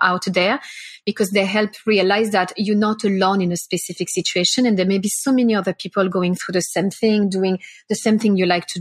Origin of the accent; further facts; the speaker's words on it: France; also born or lived in Singapore; now in Melbourne, Australia; I'm from France